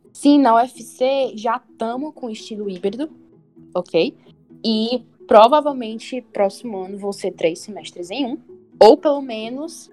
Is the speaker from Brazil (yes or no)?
yes; Fortaleza, Ceará, Brazil; eu sou de Fortaleza, que tem quase 3 milhões